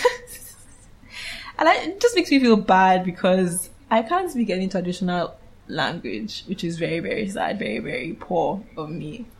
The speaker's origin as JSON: {"language": "English", "town": "Calabar", "region": "Cross River", "country": "Nigeria", "said": "I'm from Cross River State, Calabar, to be precise."}